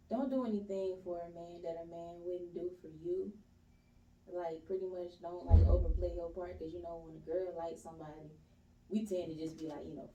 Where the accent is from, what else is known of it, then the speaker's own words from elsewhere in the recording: East Point, Georgia, United States; I'm born and raised in Swats Helen from East Point, Georgia.